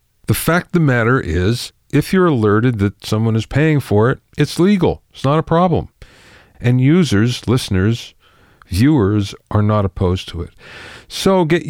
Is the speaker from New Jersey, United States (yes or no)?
no; Minersville, Pennsylvania, United States; I grew up in Pennsylvania in a very small town. Minersville, it was called, 5,000 people, in Schuylkill County.